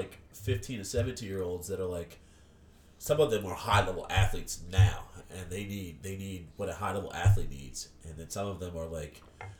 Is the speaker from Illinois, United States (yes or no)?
no; Horsham, Pennsylvania, United States; also born or lived in Bensalem / Levittown; No, we had moved here in elementary school, middle school, something like that.